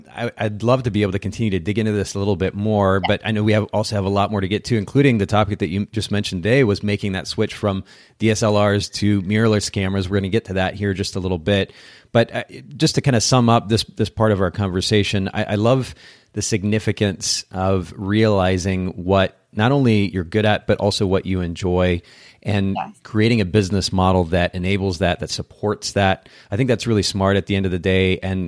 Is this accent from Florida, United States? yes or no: yes; Tampa, Florida, United States; I grew up here in Tampa, the oldest of three children, one of whom is mentally disabled.